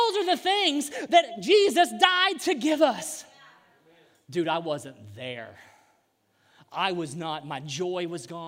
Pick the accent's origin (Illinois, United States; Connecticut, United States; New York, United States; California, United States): Illinois, United States; Southern; we're from Southern Illinois